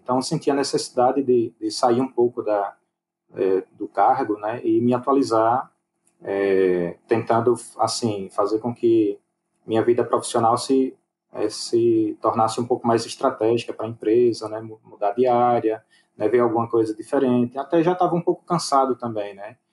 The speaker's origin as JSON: {"language": "Portuguese", "town": "Aracaju", "region": "Sergipe", "country": "Brazil", "said": "eu sou de Aracaju"}